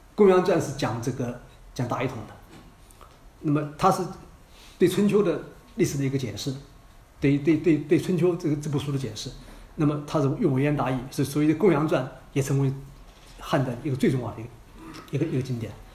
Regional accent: China; 我们中国人

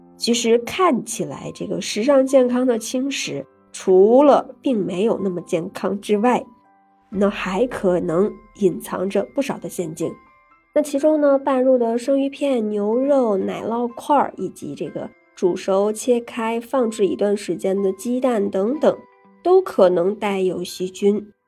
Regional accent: China; 我们中国人

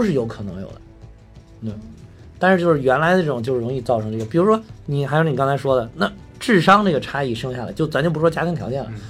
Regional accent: Henan, China; 因为咱们两个来自河南

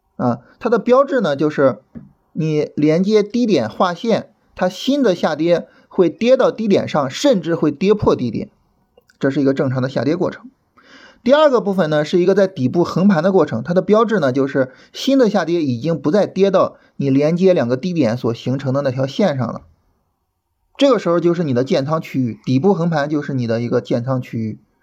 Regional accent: Shandong, China; now in Beijing, China; 我是山东人啊 然后现在在北京生活

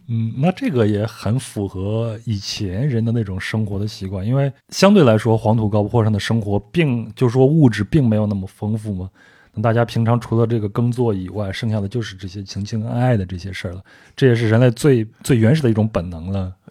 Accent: Henan, China; 我们老家河南

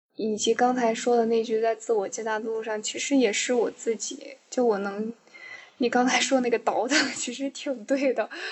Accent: Northwest China, China; moved away; 因为我从小在西北长大

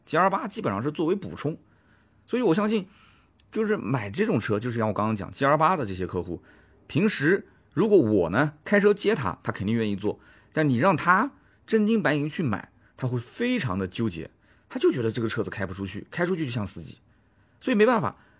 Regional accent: Nanjing, Jiangsu, China; accent: Nanjing dialect; 我们南京话

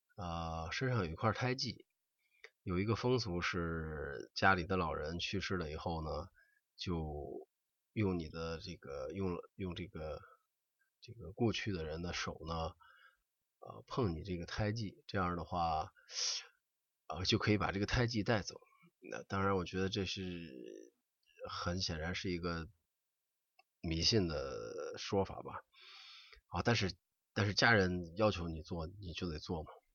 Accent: China; 我们中国人

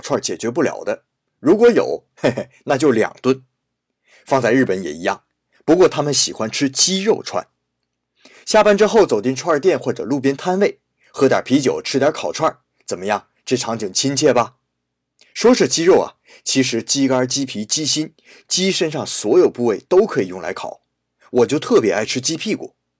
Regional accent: Shenyang, Liaoning, China; moved away; 在我的老家沈阳

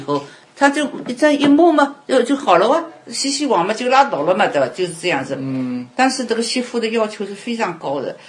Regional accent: China; moved away as an adult; now in United States; 我们都是， 都是土生土长在我们这个这个嗯，土地上的

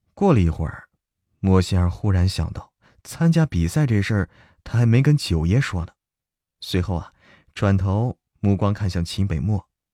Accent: China; 我来自中国啊。来自中国

